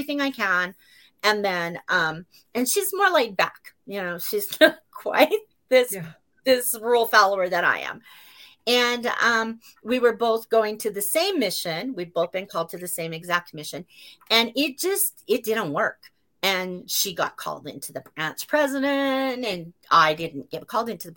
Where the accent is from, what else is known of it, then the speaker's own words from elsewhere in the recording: Utah, United States; moved away; I'm from Utah and I go to the U.